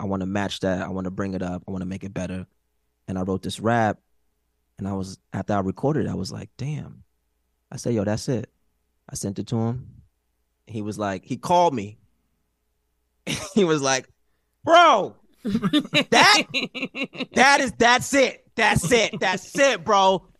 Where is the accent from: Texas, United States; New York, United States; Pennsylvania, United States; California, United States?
New York, United States; Brooklyn; also born or lived in Queens / Long Island; I'm from Brooklyn, B.